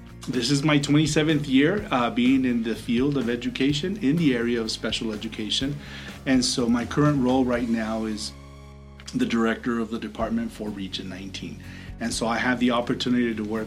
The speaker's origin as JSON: {"language": "English", "town": "El Paso", "region": "Texas", "country": "United States", "tie": "born or raised there", "said": "I was born and raised here in El Paso"}